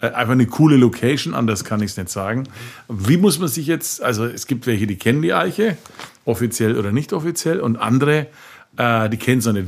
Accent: Franconia, Bavaria, Germany; das Leben bei uns in Franken ja Schäufele und Bratwurst

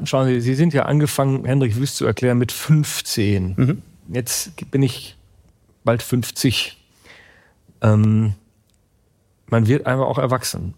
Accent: Münsterland, Coesfeld-Borken district, North Rhine-Westphalia, Germany; der Arbeitsamtbezirk Bezirk Coesfeld-Borken, wo meine Heimat ist

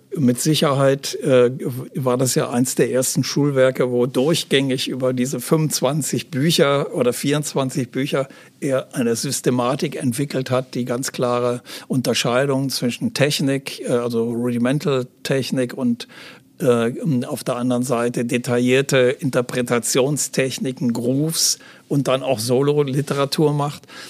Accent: Aachen, North Rhine-Westphalia, Germany; moved away as an adult; also born or lived in Hamburg; in Aachen, äh, das ist meine Heimatstadt

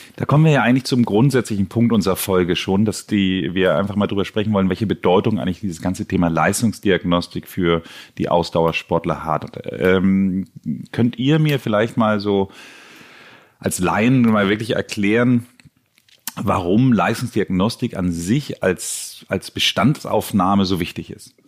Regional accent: Hamburg, Germany; mein Ziel als Hamburger

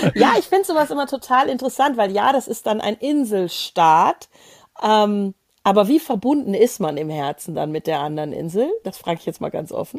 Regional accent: Germany; so als Deutsche

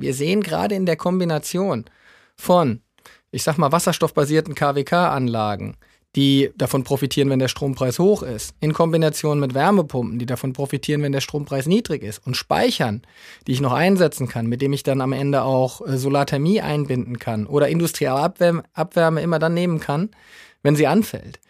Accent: Southern Hesse, Germany; now in Düsseldorf, Germany; gebürtig komme ich aus, aus Südhessen, also vielleicht hört man es hier und da mal ein bisschen

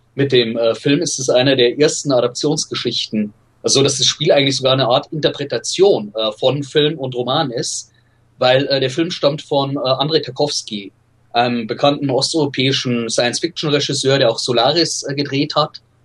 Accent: Regensburg, Bavaria, Germany; Ich bin in Regensburg aufgewachsen, in Nordbayern

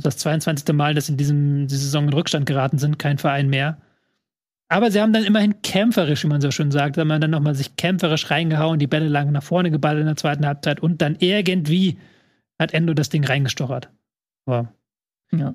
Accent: Hamburg, Germany; meine Heimatstadt Hamburg

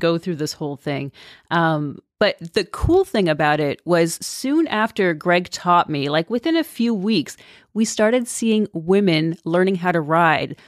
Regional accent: Toronto, Ontario, Canada; moved away as an adult; I'm from Toronto. I'm from Canada, in the suburbs.

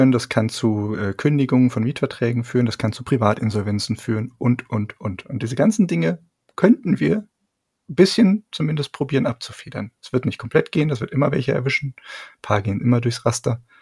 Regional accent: Bavaria, Germany; also ungespundetes Bier, das kann ich dir als Franke natürlich ganz gut erklären.

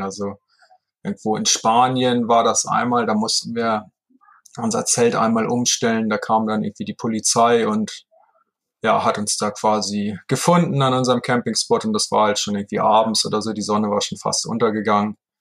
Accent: Heide, Schleswig-Holstein, Germany; also born or lived in Hamburg; in meiner Geburtsstadt, in Heide, in Schleswig-Holstein

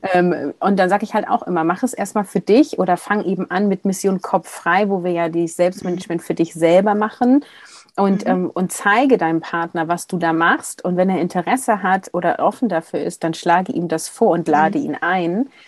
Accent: Hamburg, Germany; now in Bremen area, Germany; dass ich geborene Hamburgerin bin

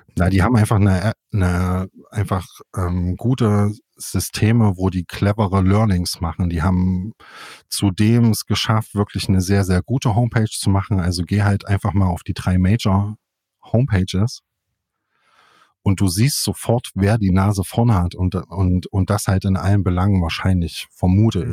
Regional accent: Jena, Thuringia, Germany; moved away as an adult; now in Leipzig, Germany; Ich bin in, in Jena aufgewachsen, zur Schule gegangen, habe dort Abi gemacht und bin dann weg

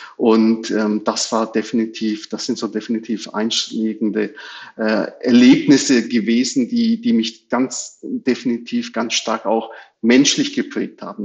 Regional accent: Germany; Wir sind alle hier in Deutschland geboren und äh, aufgewachsen, hier in die Schule gegangen

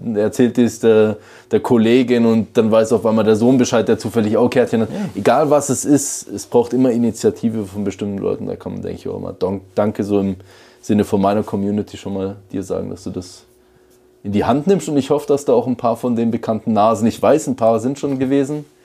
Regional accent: Switzerland; bei uns in der Schweiz

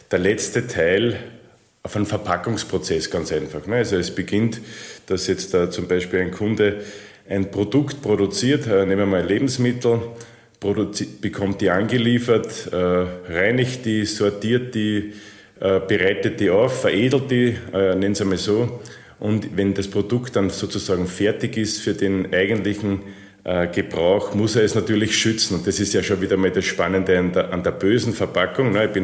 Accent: Austria; Das ähm, ist man natürlich als Österreicher stolz, wenn man nach Niki Lauda, Falco und Arnold Schwarzenegger

